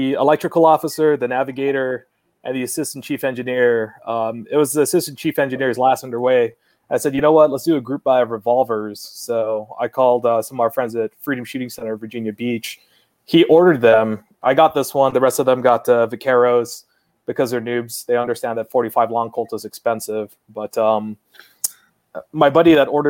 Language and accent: English; Guam; moved away as an adult; I was born and raised on Guam